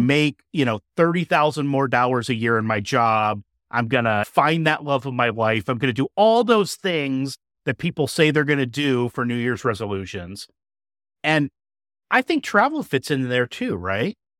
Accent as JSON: {"language": "English", "region": "Indiana", "country": "United States", "tie": "born or raised there", "said": "with the same group of teachers from my hometown in Indiana"}